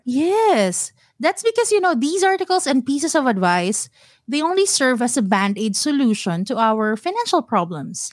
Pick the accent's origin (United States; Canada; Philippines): Philippines; Mandaluyong, Metro Manila; moved away as an adult; now in Singapore; I am born and raised in Manila, pure blood Manilenya.